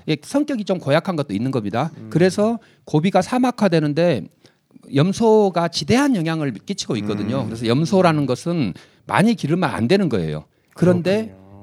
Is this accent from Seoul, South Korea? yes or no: yes; Seoul, South Korea; 서울 사람이면서